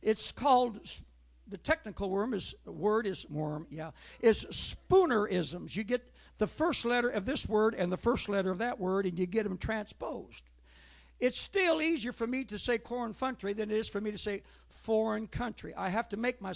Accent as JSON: {"language": "English", "region": "Oregon", "country": "United States", "tie": "born or raised there", "said": "I was born in Oregon"}